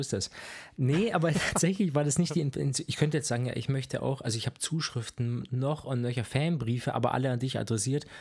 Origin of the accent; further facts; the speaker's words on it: Bavaria, Germany; accent: Franconian; moved away as an adult; also born or lived in Erlangen; Ich bin in Bayern aufgewachsen seit meinem zweiten Lebensjahr ungefähr dort